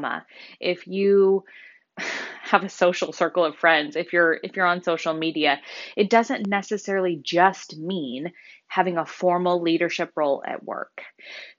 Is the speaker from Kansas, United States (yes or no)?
yes; Wichita, Kansas, United States; moved away as an adult; also born or lived in Colorado / Honolulu, Hawaii; I was born and raised in Wichita, so I'm a local Wichitan.